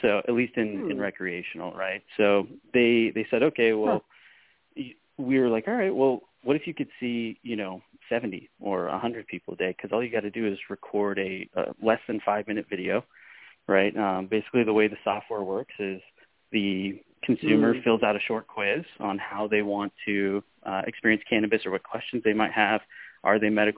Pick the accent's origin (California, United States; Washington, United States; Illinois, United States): Washington, United States; Spokane; moved away as an adult; now in Phoenix, United States; back in my hometown of Spokane, Washington